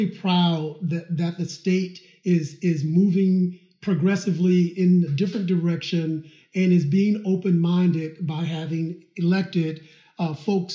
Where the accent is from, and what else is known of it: Georgia, United States; born or raised there; now in New York, United States